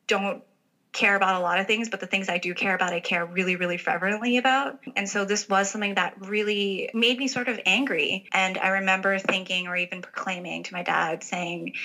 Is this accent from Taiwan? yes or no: yes; Taipei, Taiwan; moved away; I actually grew up in Taipei, Taiwan